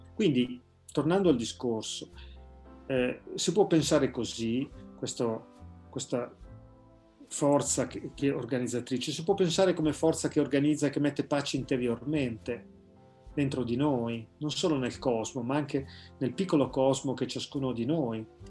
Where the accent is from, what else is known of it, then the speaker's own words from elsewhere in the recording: Carate Brianza, Lombardy, Italy; della parrocchia di Carate Brianza, insomma il paese dove io sono nato e cresciuto